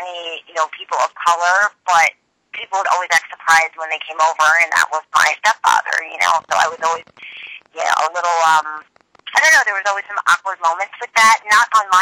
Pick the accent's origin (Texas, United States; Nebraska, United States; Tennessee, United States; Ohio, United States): Ohio, United States; Cleveland; moved away as an adult; now in New York City, United States; I grew up in Cleveland. It's, whatever. I got out of there as fast as I could, moved to New York City, and I've been here for 22 years